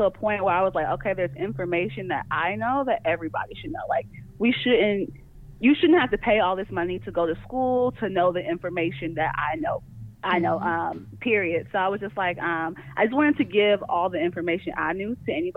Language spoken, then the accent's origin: English; Kentucky, United States; moved away; also born or lived in Florida / Georgia; I'm originally from Kentucky. I went to school in Florida, and I came to Georgia